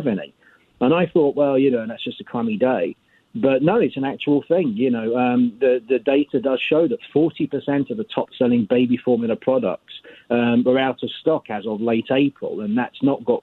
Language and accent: English; United Kingdom; now in United States; I'm actually from Europe, from the UK.